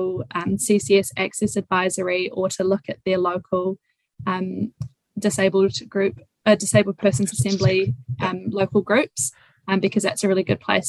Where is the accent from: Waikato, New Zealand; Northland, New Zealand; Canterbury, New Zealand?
Waikato, New Zealand; Raglan; also born or lived in Hamilton; I grew up in Whangaroa Raglan, or just outside of Raglan